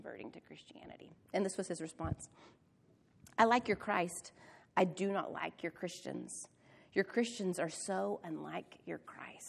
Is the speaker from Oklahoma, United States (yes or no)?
yes; Oklahoma, United States; Angela and I grew up in Oklahoma